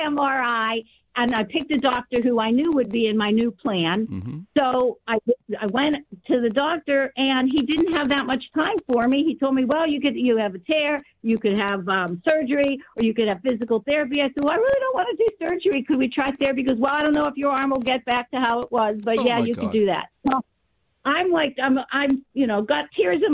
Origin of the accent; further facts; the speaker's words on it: Pittsburgh, Pennsylvania, United States; I grew up in Pittsburgh